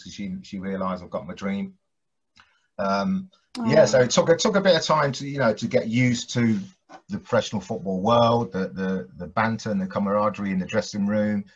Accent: Coventry, West Midlands, United Kingdom; also born or lived in Bristol; growing up in Coventry

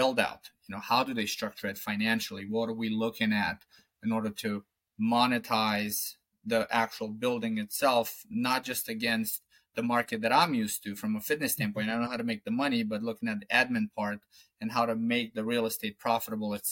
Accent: Romania; moved away as an adult; now in Falmouth, United States; I'm from Romania

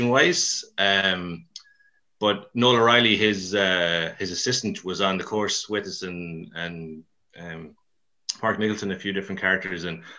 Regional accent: Mayo, Connacht, Ireland; also born or lived in Dublin; now in Galway, Ireland; I'm from Mayo as well, so for my sins. Well, Mayo/Dublin, actually

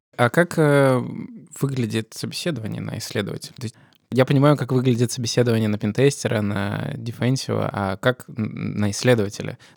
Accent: Russia; у нас в России

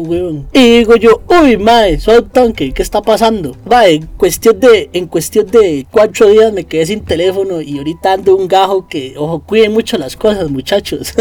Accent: Costa Rica; cómo somos los ticos

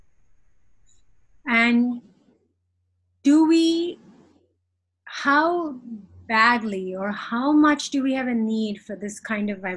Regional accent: India; moved away; I was born and raised in India

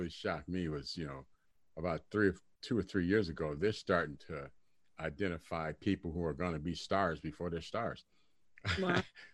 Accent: Detroit, Michigan, United States; I grew up in Detroit when I was younger, and I used to live across the street. I used to live on West Grand Boulevard, across the street from Motown

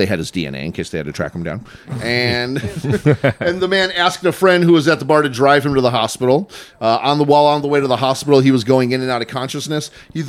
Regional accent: Chicago, Illinois, United States; I'm from Chicago, so I like it.

